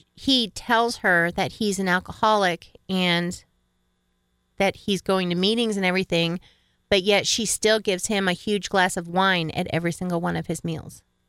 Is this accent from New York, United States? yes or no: yes; upstate New York, United States; I grew up in upper state New York